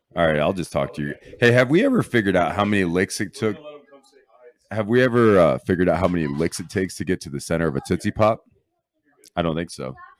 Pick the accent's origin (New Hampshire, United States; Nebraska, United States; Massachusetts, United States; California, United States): Nebraska, United States; Lexington; I'm from Lexington, Nebraska, the hoodest of hood